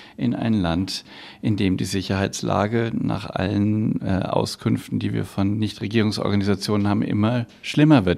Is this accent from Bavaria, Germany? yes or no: yes; Bavaria, Germany; bei uns in Bayern